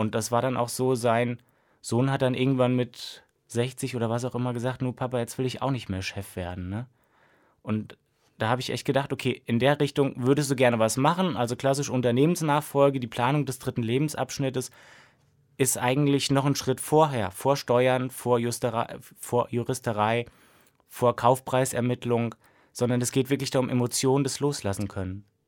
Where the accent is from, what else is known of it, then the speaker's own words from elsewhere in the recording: Siegen, North Rhine-Westphalia, Germany; moved away as an adult; now in Mainz, Germany; ich komme gebürtig aus Siegen, also habe auch da die Diplomarbeit geschrieben